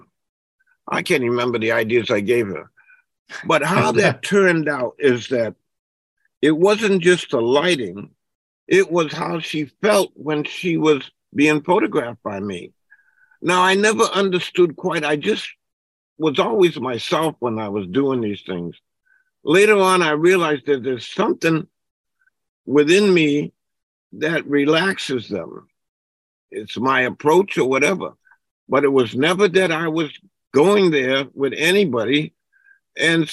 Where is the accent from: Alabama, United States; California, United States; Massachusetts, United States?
Massachusetts, United States; New Bedford; moved away as an adult; I grew up in New Bedford, Massachusetts